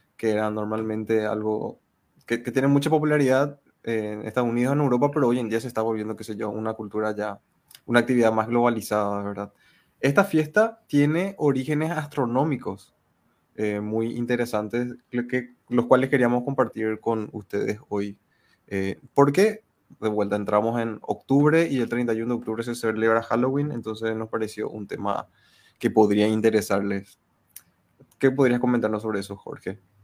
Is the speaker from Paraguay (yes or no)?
yes; Paraguay; somos de Paraguay, todos de diferentes localidades de Paraguay.